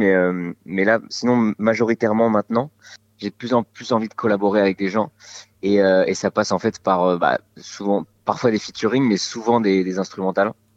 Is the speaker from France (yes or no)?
yes; Bordeaux, Nouvelle-Aquitaine, France; j'ai grandi à Bordeaux